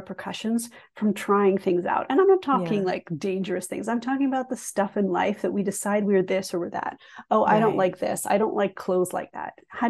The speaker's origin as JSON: {"language": "English", "region": "England", "country": "United Kingdom", "tie": "born or raised there", "also_born_or_lived": "Canada", "said": "So my story is interesting because I grew up half in England, half in Canada."}